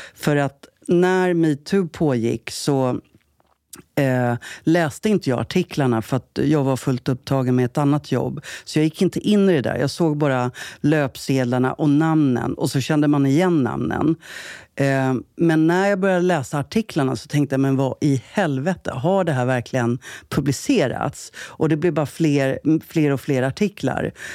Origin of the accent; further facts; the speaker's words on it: Jakobsberg, Stockholm County, Sweden; also born or lived in Södertälje; uppvuxen i Jakobsberg.